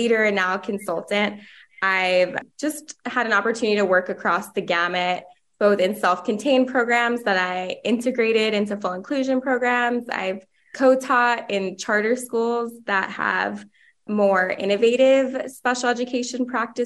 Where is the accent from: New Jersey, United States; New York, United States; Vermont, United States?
New Jersey, United States; moved away as an adult; now in Los Angeles, United States; I'm originally from New Jersey